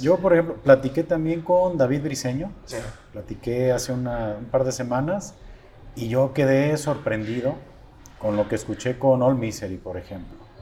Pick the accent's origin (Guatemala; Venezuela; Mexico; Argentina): Mexico